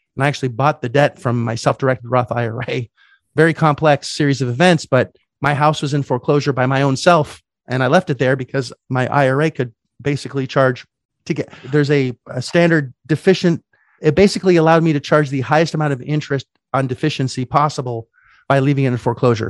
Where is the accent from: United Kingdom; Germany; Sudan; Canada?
Canada; moved away; as a Canadian, I couldn't get any debt 'cause I didn't have any credit